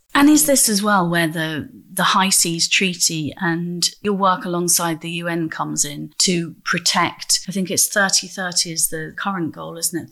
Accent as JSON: {"language": "English", "town": "Grimsby", "region": "Yorkshire and the Humber", "country": "United Kingdom", "said": "I'm from Grimsby"}